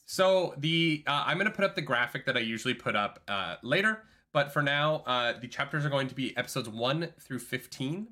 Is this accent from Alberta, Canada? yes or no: yes; Calgary, Alberta, Canada; moved away; my hometown of Calgary